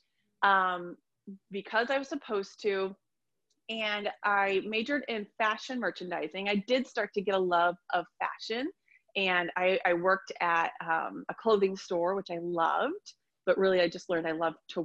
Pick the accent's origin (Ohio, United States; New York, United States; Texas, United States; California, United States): Ohio, United States; also born or lived in Columbus, Ohio; I'm from Ohio and I live in a small town